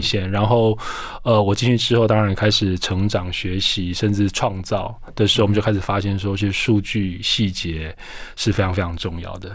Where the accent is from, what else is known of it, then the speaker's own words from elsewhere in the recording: Taiwan; 我们台湾人做这样的一个鞋子产业